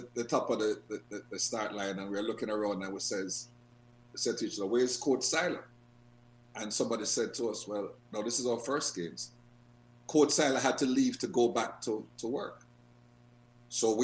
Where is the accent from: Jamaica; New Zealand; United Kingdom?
Jamaica; I am from Jamaica. I know the type of country it is.